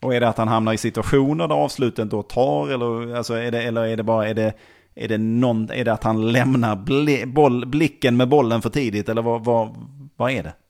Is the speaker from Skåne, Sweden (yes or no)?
yes; Malmö, Skåne, Sweden; Augustenborg sa jag då